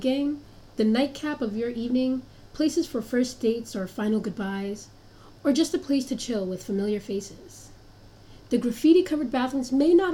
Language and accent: English; New York City, New York, United States; Born and raised in Harlem